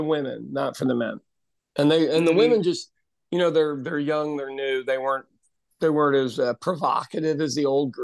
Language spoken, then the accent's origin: English; Midwestern United States, United States; born or raised there